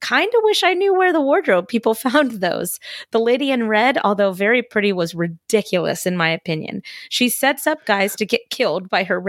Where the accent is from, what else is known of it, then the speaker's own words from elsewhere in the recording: Salem, Massachusetts, United States; Anyway, I'm from Boston. Well, Salem, the witch city.